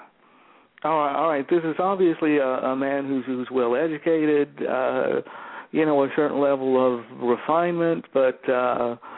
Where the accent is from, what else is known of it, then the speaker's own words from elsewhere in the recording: Georgia, United States; I'm a Southerner. I was born in Georgia, raised in Georgia